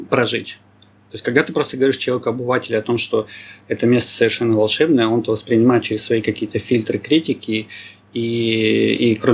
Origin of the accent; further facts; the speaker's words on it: Novosibirsk, Novosibirsk Oblast, Russia; also born or lived in Saint Petersburg / Moscow / Krasnodar / Sochi; А, я вообще родом из Новосибирска, пожил в России практически везде. Питер, Москва, Краснодар, Сочи. По работе передвигался и э, дольше всего, наверное, пожил на юге